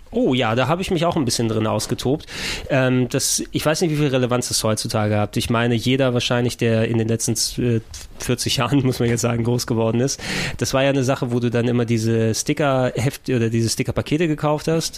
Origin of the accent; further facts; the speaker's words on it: Germany; first language Greek; German is a second language; Ich bin in Deutschland geboren